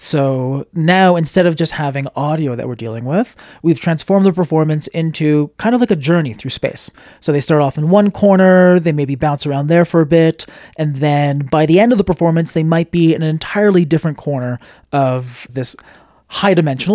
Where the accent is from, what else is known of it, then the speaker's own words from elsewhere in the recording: Montreal, Quebec, Canada; I'm from Montreal, Canada